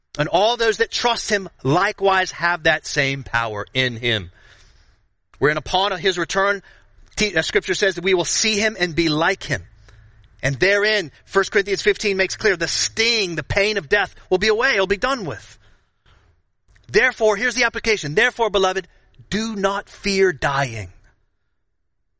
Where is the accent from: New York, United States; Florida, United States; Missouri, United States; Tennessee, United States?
Florida, United States; I grew up in Florida